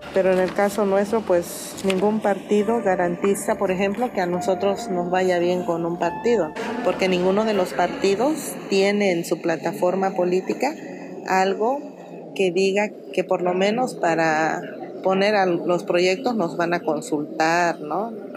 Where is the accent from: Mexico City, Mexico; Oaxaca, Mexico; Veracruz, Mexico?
Oaxaca, Mexico; San Mateo del Mar; soy originaria de la comunidad de San Mateo del Mar, somos un pueblo originario del pueblo Icots